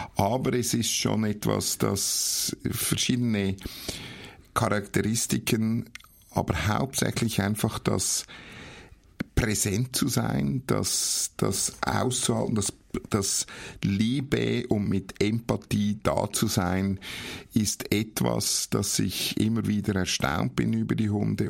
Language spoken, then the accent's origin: German; Horgen, Zurich, Switzerland; also born or lived in Nuremberg, Germany; geboren bin ich in Nürnberg, das hört man wahrscheinlich meinem Dialekt noch an, aber aufgewachsen bin ich in Horgen am Zürichsee